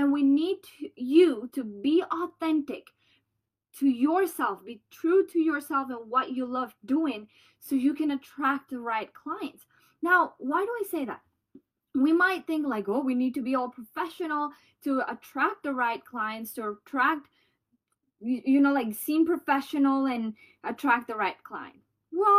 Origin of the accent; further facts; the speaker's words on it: Colombia; accent: Colombian; moved away; I have my Colombian accent